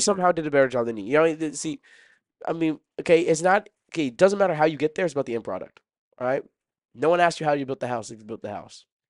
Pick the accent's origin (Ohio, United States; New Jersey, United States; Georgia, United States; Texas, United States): Texas, United States; Dallas; I was born in Dallas